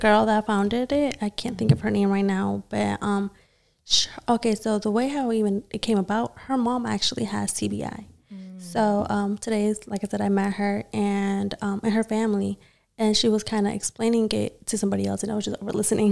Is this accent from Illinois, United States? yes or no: no; Gwinnett County, Georgia, United States; I'm from Gwinnett too